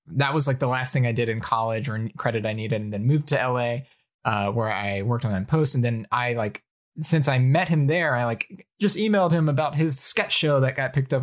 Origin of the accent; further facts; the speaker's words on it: Alabama, United States; moved away; I grew up in Alabama where there are, like, four Asian people